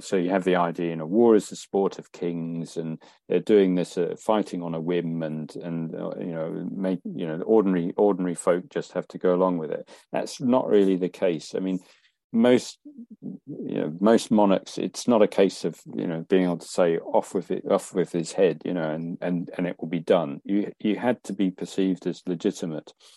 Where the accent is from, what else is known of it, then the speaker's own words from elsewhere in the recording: England, United Kingdom; in England, we didn't have those largely, and our towns could spread out